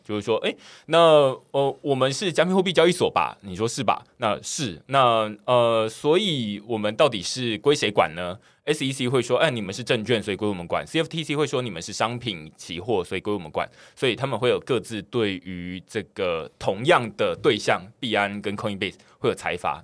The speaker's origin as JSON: {"language": "Chinese", "country": "Taiwan", "said": "我自己身为台湾人"}